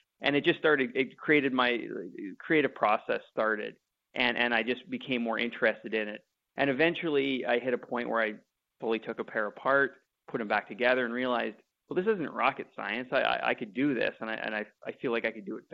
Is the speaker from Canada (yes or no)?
yes; Winnipeg, Manitoba, Canada; I grew up in Winnipeg